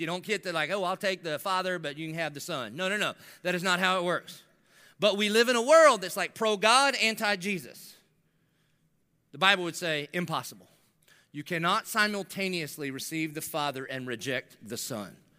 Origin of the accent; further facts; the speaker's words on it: the South, United States; I grew up in the South